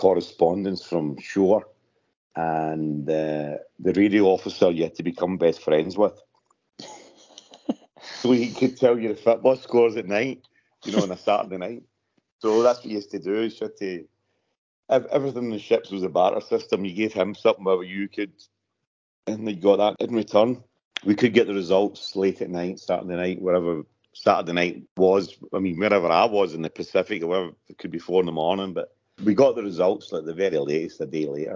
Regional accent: Glasgow, Scotland, United Kingdom; moved away as an adult; now in Las Vegas, United States; I'm actually from Glasgow. I'm from Camodric in the south side, and it's next to Thorny Bank and close to Pollock Shaws.

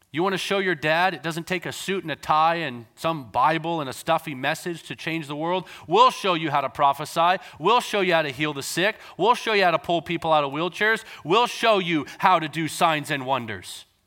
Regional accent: North Vancouver, British Columbia, Canada; I grew up in Canada, so we were in North Vancouver at the time

